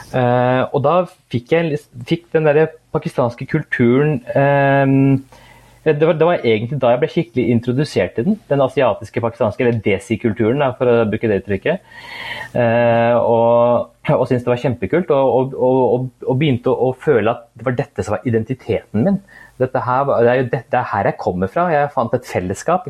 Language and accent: Norwegian; Norway; jeg er jo født og oppvokst her i Norge